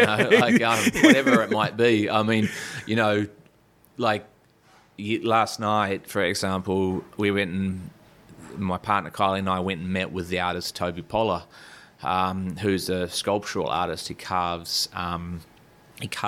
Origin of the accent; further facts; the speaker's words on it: Taranaki, New Zealand; now in Australia; I grew up in Taranaki